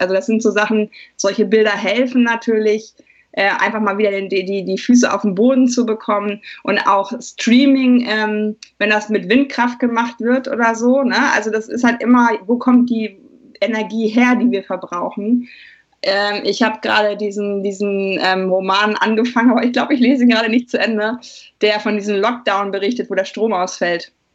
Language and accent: German; Germany; als Deutsche